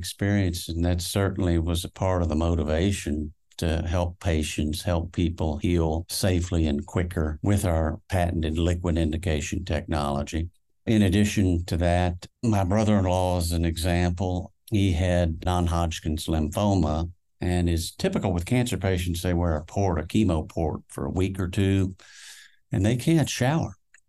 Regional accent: Houston, Texas, United States; born there; accent: Georgia; also born or lived in Augusta, Georgia / Austin; Yes, I was born in Houston. And I've lived other places. I lived in Austin when I went to the uni, the University of Texas. As a kid, third, fourth, and fifth grade, I lived in Augusta, Georgia. That's why I have this accent going.

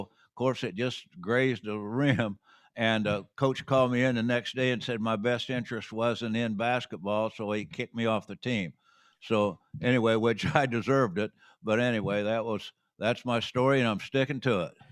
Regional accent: Terre Haute, Indiana, United States; I was born in Terre Haute, but outside of Terre Haute

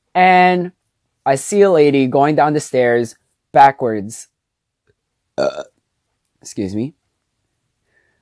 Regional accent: New York City, New York, United States; also born or lived in Jersey City, New Jersey; I was born and raised in New York

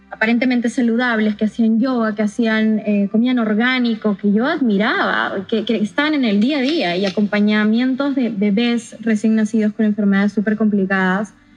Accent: San Ramón, Junín, Peru; viví la mayor parte de mi infancia y mi adolescencia en San Ramón, Chanchamayo.

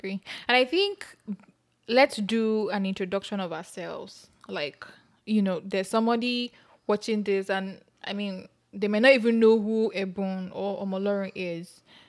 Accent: Nigeria; moved away as an adult; now in United States; I am Nigerian. I grew up in Nigeria for the most part of my life until I relocated to the US almost 3 years back for my MBA program.

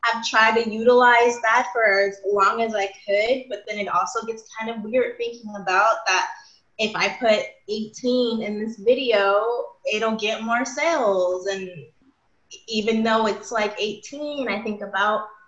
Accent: Los Angeles, California, United States; accent: Valley; now in Bay Area, United States; I'm from the Valley of LA. Before I moved up to the Bay Area, I talked so Valley. I still kind of do.

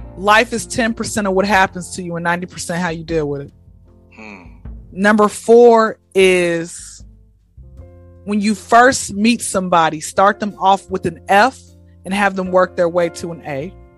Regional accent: Atlanta, Georgia, United States; Atlanta, born and raised

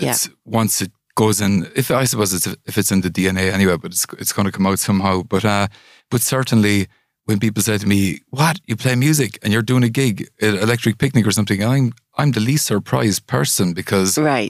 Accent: Milltown Malbay, County Clare, Ireland; moved away; also born or lived in Italy; Okay, I grew up in West Clare in a town called Milltown Malbay. It's kind of very famous for traditional Irish music, etc.

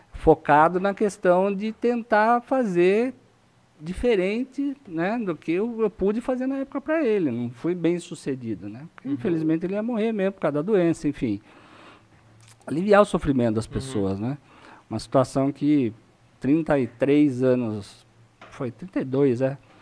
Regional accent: Itu, São Paulo, Brazil; also born or lived in Sorocaba; eu tenho 49 anos, nasci em Itu

